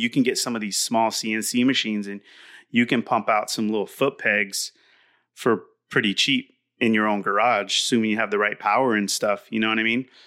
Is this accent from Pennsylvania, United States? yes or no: no; Southern California, United States; from Southern California, raised here